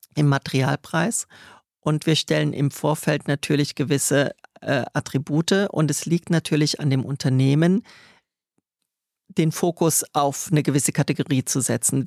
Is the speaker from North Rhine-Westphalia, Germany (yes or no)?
no; Trier, Rhineland-Palatinate, Germany; moved away; also born or lived in Stuttgart; aus Trier, der schönsten und ältesten Stadt Deutschlands, wo ich her bin